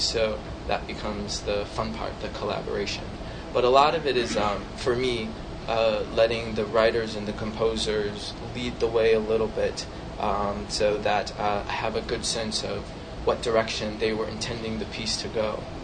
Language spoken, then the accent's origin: English; St. Louis, Missouri, United States; moved away as an adult; also born or lived in New York City; I grew up in St. Louis, Missouri.